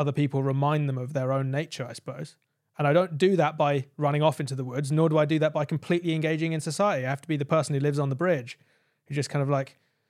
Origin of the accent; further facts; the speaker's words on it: United Kingdom; I'm a kid from the United Kingdom who has a smartphone, who's grown up in modern civilization